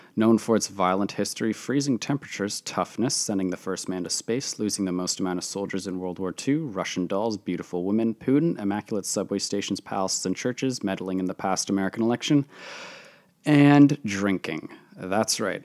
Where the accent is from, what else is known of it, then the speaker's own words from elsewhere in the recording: Canada; my home country of Canada